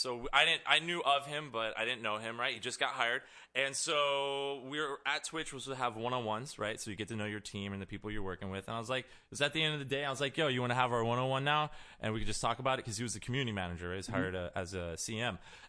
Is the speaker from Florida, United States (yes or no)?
yes; Miami, Florida, United States; I'm from Miami.